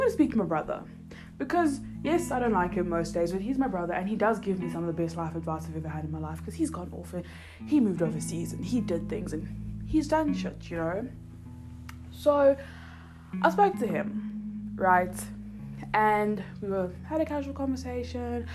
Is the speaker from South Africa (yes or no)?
yes; Johannesburg, Gauteng, South Africa; moved away; also born or lived in Cape Town; I grew up in Joburg